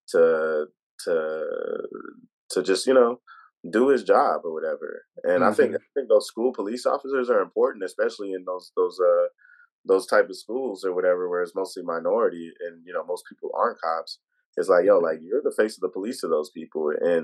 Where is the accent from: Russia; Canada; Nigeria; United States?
United States; I was born in the States, but my family from Trinidad